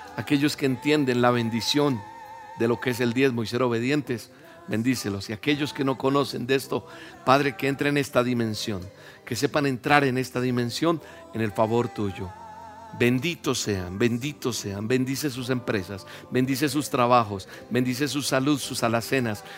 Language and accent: Spanish; Colombia; Yo soy colombiano.